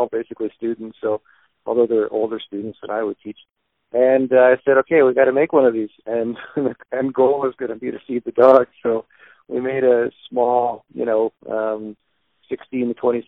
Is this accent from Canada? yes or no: yes; London, Ontario, Canada; now in Windsor, Canada; growing up in London, we had a small shop in our garage